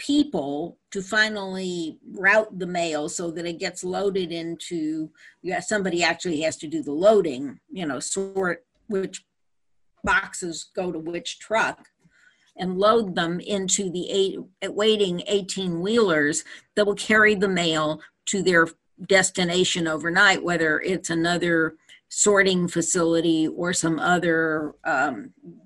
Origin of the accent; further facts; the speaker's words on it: Petaluma, California, United States; also born or lived in Napa, California; when I was growing up in Petaluma and in Napa, they were small towns